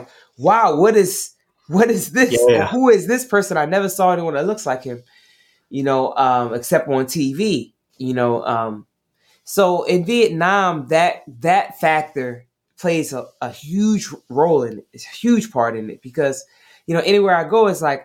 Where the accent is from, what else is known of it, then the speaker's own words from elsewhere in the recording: Maryland, United States; also born or lived in Atlanta, Georgia; now in New York City, United States; I was born in Maryland, so I'm originally from Maryland